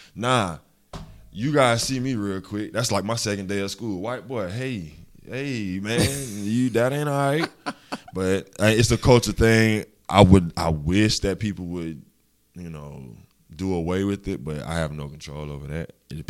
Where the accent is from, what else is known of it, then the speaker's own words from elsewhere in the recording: Augusta, Georgia, United States; Coming from Seagull, being a city kid, I was raised on Windsor Spring Road basically all my life. And then moving out to Old Waynesboro Road, I mean, I've always been a country boy. That's just in me. That's everybody in Augusta, honestly.